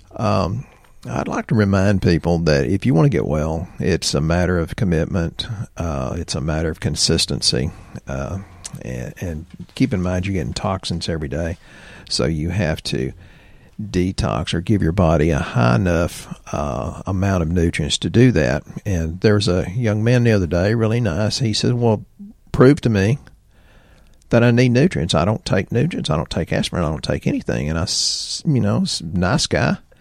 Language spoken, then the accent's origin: English; Texas, United States; accent: redneck Texan; I'm redneck Texan 'cause I'm rural